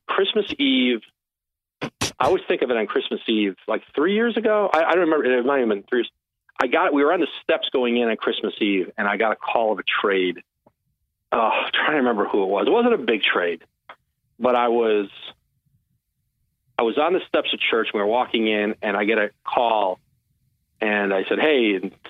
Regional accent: New England, United States; Like I grew up in New England and I grew up like a big Steve Grogan, Sam Bam Cuttingham.

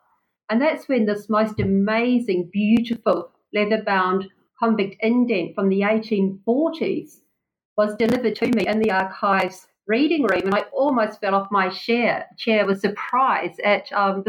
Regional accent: Wellington, New Zealand; moved away as an adult; now in Tasmania, Australia; New Zealand, which is, in fact, my home country, and Wellington at one point my old hometown.

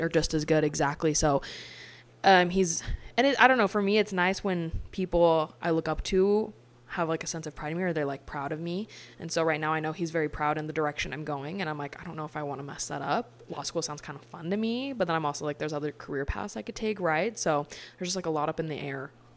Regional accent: Utah, United States; I'm from Utah

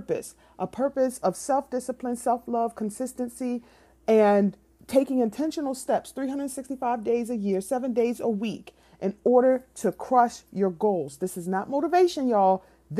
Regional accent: Philadelphia, Pennsylvania, United States; I'm from Philly

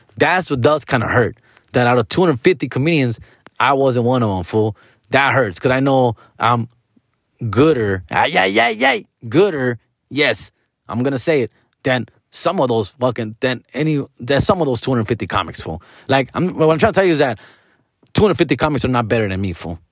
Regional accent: Huntington Park, California, United States; I grew up on Seville and fifty-eighth Street

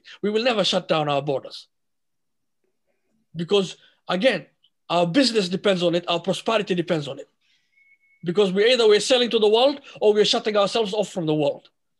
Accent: United States; I told them I'm an American. We don't run, we don't hide, and we don't back down, you know? We are Americans.

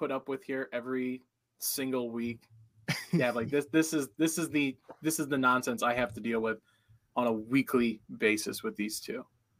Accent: Ohio, United States; I grew up in Ohio.

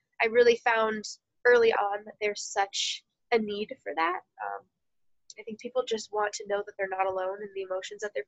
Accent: Naperville, Illinois, United States; moved away; also born or lived in Iowa; I grew up in suburban Chicago, Naperville area

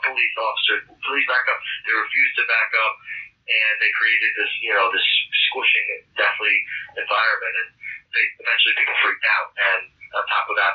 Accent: New York, United States; I'm from New York

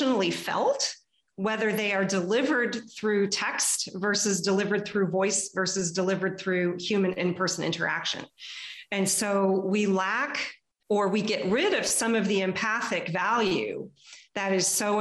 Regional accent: Texas, United States; now in Canada; I was growing up in Texas

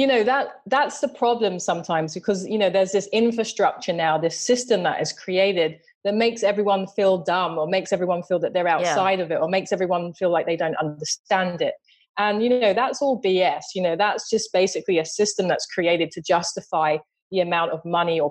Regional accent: London, United Kingdom; moved away as an adult; also born or lived in Tokyo, Japan / New York, United States; now in Jersey City, United States; growing up in London, especially in the area where I grew up

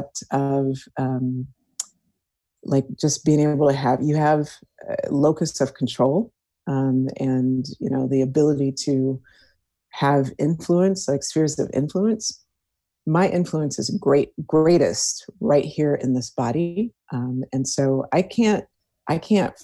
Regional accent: Houston, Texas, United States; I was born and raised in Houston, Texas.

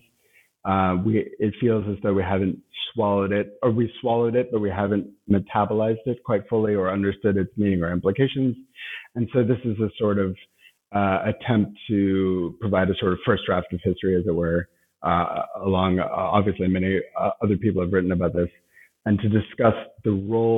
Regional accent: United States; now in Berlin, Germany; as an American living in Berlin

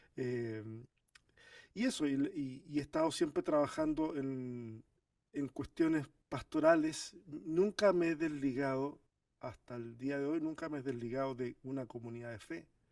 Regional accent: Chile; also born or lived in Argentina; chileno por decisión, porque yo nací en Argentina. Pero toda mi familia es de Chile, me crié en Chile

